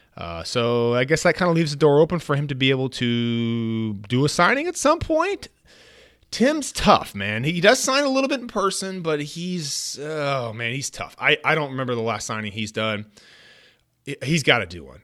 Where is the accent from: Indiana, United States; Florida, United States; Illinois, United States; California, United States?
California, United States; Bay Area; I grew up in the Bay Area